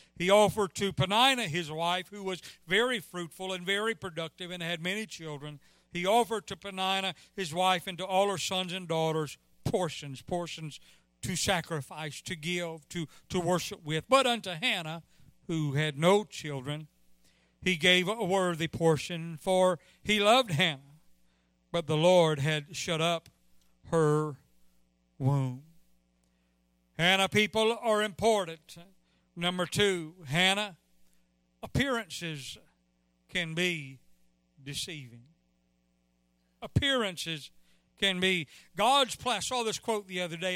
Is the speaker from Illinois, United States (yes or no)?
no; Mississippi, United States; I'm from Mississippi